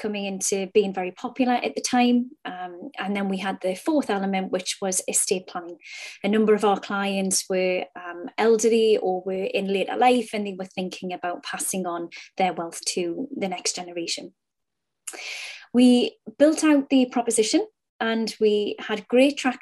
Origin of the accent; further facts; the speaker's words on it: Newcastle upon Tyne, North East England, United Kingdom; The company started out of Newcastle upon Tyne. My accent betrays me.